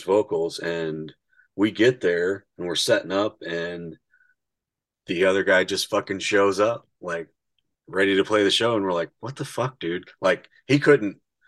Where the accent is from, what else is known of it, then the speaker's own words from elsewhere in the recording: Indiana, United States; we're from Indiana